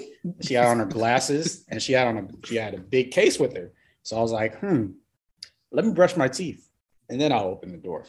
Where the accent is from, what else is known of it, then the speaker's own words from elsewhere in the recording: Georgia, United States; moved away; also born or lived in Florida / Orlando; I was actually raised here. I moved here when I was probably like 2 or 3.